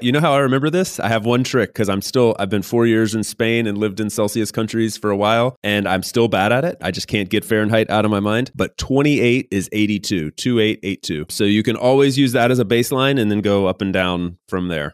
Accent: North Carolina, United States; I grew up in North Carolina in the U S

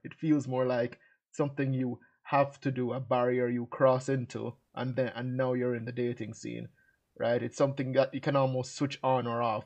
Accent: Jamaica; moved away; I was born and raised in Jamaica

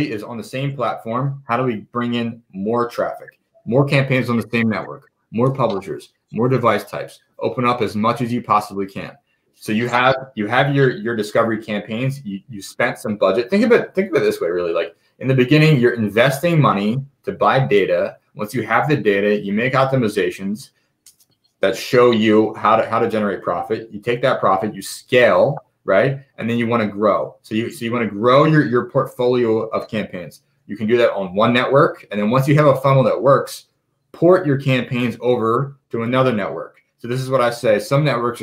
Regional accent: Philadelphia, Pennsylvania, United States; moved away as an adult; also born or lived in Israel; now in Las Vegas, United States; I'm from Philadelphia, born and raised. I've lived in Las Vegas for the past year and a half.

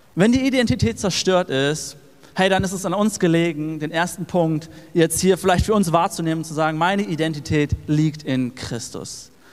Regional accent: Erfurt, Thuringia, Germany; wir als Erfurter

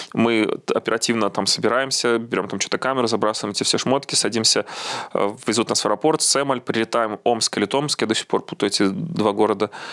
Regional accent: Belarus; also born or lived in Minsk; мы же, белорусы

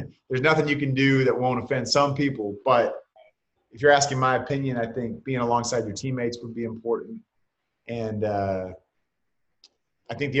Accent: Bay Area, California, United States; I was just a big 49er fan growing up in the Bay Area

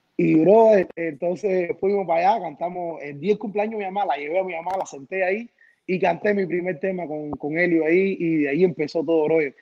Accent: Cuba; now in United States; Me encantó nacer en Cuba, la de, soy cubano 100%, la niñez que tuve en Cuba no la cambio

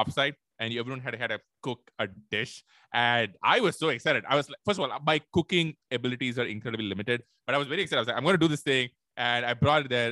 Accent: Chennai, Tamil Nadu, India; moved away as an adult; now in Bay Area, United States; I grew up in Chennai in South India

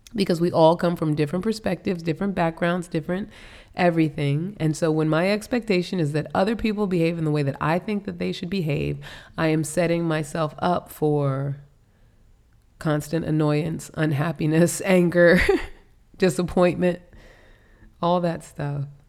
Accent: New York City, New York, United States; now in Virginia, United States; I'm a New Yorker. We're from New York

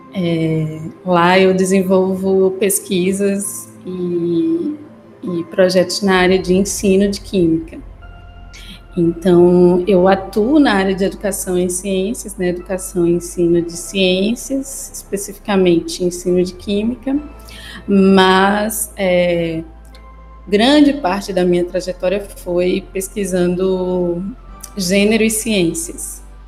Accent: Pernambuco, Brazil; moved away as an adult; now in Salvador, Brazil; eu sou pernambucana, né? Trabalho e moro em Salvador, mas eu sou pernambucana

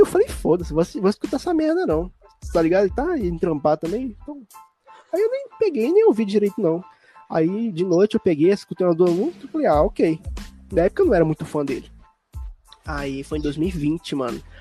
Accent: Buenópolis, Minas Gerais, Brazil; also born or lived in Curvelo; now in Sete Lagoas, Brazil; lá na minha cidade natal, lá em Buenópolis

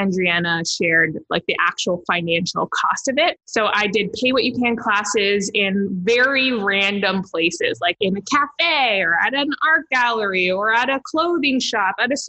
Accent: Toronto, Ontario, Canada; moved away as an adult; now in Hamilton, Canada; I'm originally from Toronto, born and raised in Toronto. And then I moved to Hamilton a few years ago

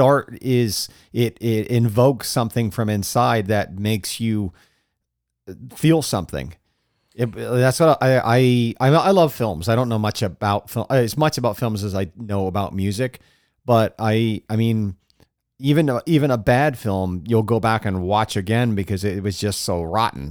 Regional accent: Florida, United States; I grew up in Florida

